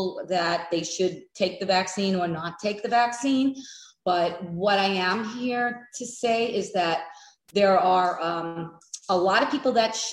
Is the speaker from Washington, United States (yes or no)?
no; New York, United States; moved away as an adult; also born or lived in the American West; now in Florida, United States; I'm originally from New York. I made what I call my escape back in 96 and moved out west to the Wild West. And I lived out there for over two decades before relocating to Florida